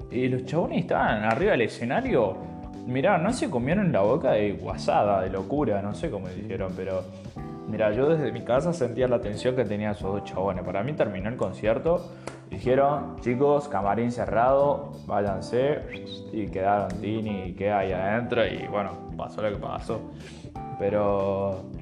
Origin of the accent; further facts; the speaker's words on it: Argentina; born there; nací en Argentina, la puta madre, hay que remarla y salir adelante como se pueda.